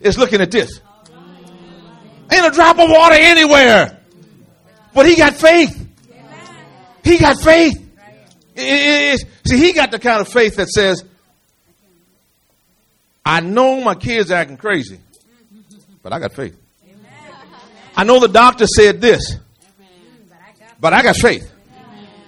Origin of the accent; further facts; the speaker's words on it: United States; I'm from America.